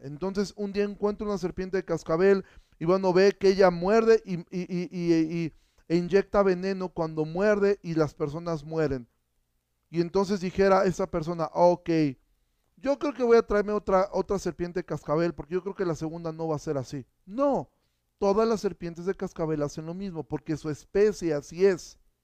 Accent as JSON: {"language": "Spanish", "town": "Xalapa", "region": "Veracruz", "country": "Mexico", "said": "jalapeño distinguido, sí, de, lo que nuestra ciudad heredó a México"}